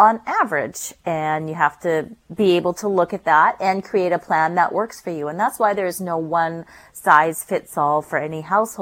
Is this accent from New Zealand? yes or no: no; North Shore, British Columbia, Canada; I grew up on the North Shore